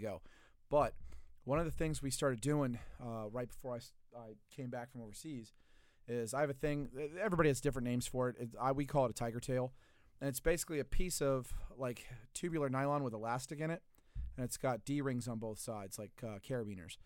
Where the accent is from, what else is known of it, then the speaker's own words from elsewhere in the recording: Louisiana, United States; I'm from Louisiana, not that part of Louisiana